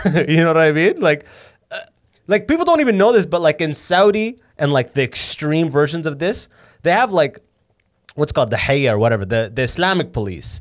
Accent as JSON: {"language": "English", "town": "London", "region": "Ontario", "country": "Canada", "tie": "born or raised there", "first_language": "Arabic", "second_language": "English", "said": "I grew up in London, mostly white people"}